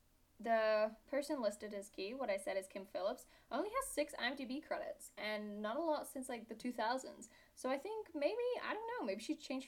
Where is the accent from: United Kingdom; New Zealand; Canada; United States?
United Kingdom; I am British. It's actually a really bad accent. Why is everyone fooled by this? People just think I'm Australian.